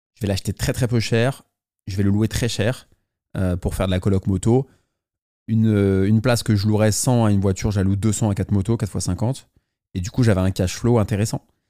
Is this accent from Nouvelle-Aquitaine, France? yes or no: no; Paris, Île-de-France, France; je suis parisien